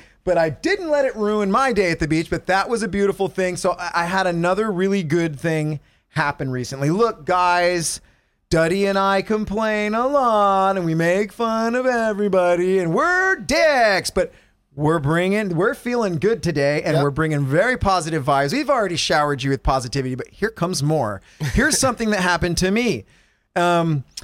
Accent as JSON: {"language": "English", "region": "California", "country": "United States", "said": "as a Californian"}